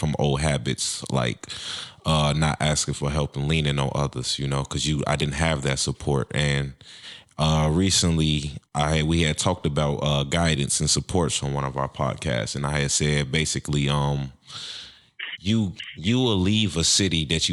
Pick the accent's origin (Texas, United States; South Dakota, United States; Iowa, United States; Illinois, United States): Illinois, United States; Chicago; moved away as an adult; now in Minnesota, United States; I grew up in Chicago myself. I just recently moved to Minnesota about 2 years ago.